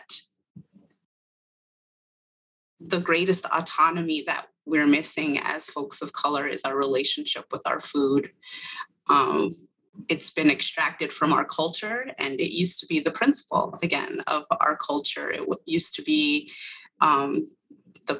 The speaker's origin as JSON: {"language": "English", "area": "Eastern Agency of the Navajo Reservation", "region": "northwest New Mexico", "country": "United States", "tie": "born or raised there", "moved": "yes", "said": "I am originally from the Eastern Agency of the Navajo Reservation in what would be considered the northwest corner of New Mexico"}